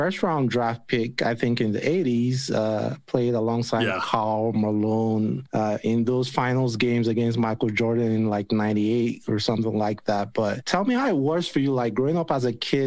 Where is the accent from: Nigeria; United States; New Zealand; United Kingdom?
Nigeria; moved away; Like I lived in Nigeria at the time. I was growing up in Nigeria